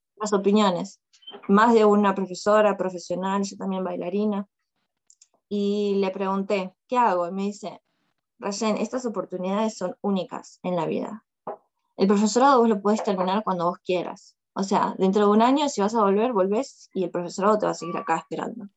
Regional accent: Longchamps, Buenos Aires Province, Argentina; moved away as an adult; also born or lived in China; now in Moscow, Russia; soy de, de Longchamps, de zona sur, Buenos Aires, zona sur. Longchamps, de rayo de sol. Ese es mi barrio

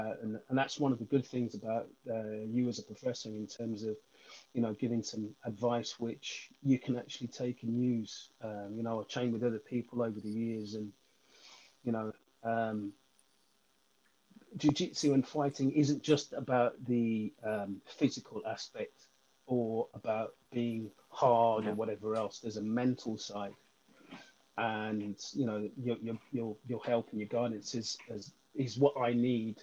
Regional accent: Birmingham, West Midlands, United Kingdom; even though I'm from Birmingham.

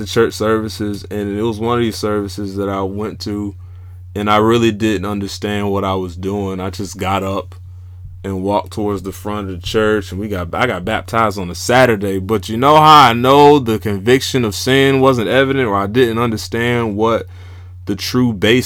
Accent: Jacksonville, Florida, United States; also born or lived in Georgia; Originally born and raised in Jacksonville, Florida. Spent some of my adolescent years in Georgia, back and forth from there.

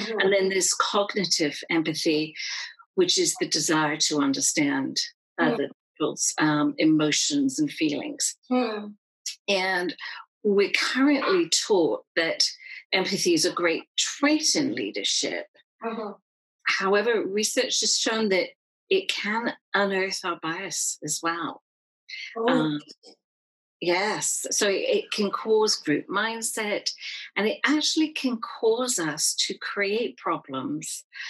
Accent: United Kingdom; And so being of Irish heritage, I grew up in a time when pubs and restaurants in the UK would still have signs up that said no blacks, no Irish.

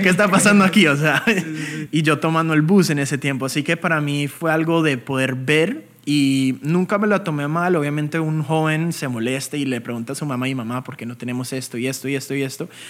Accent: United States; also born or lived in Bogotá, Colombia; a los tres años decidimos inmigrar aquí a Estados Unidos

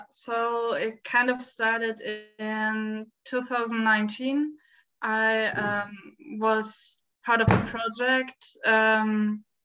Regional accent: Berlin, Germany; English is a second language; I'm from Berlin

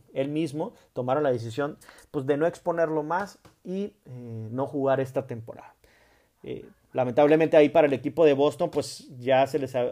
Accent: Mexico

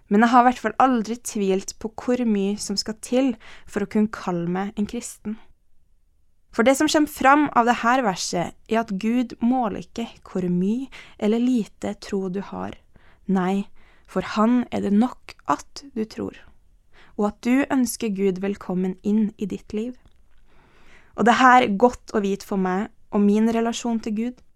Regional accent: Ethiopia; born there; Jeg ble født i Etiopia, og livet mitt er sterkt prega av det her.

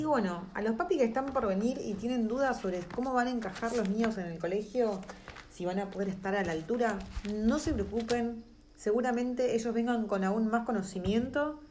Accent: Argentina; moved away as an adult; now in New Zealand; nosotros como argentinos

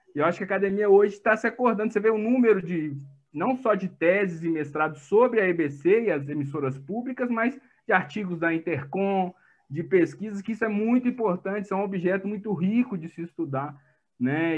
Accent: Minas Gerais, Brazil; eu sou mineiro

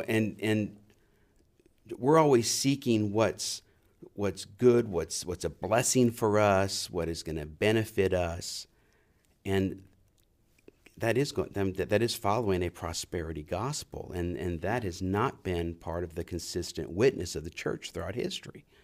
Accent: New Orleans, Louisiana, United States; I was raised in New Orleans

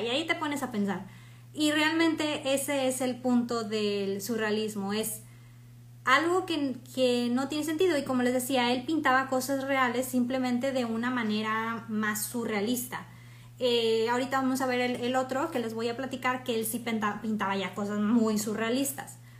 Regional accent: Mexico; soy mexicana

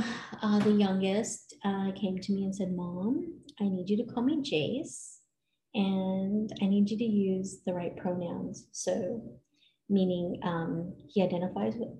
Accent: California, United States; now in Colorado Springs, United States; We went to California, where I grew up

